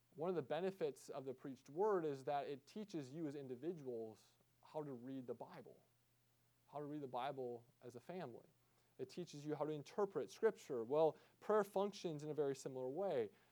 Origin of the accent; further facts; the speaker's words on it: United States; especially as American Christians